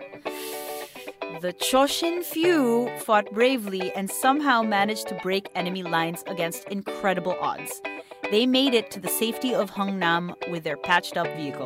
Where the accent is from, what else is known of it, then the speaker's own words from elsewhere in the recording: Philippines; we Filipinos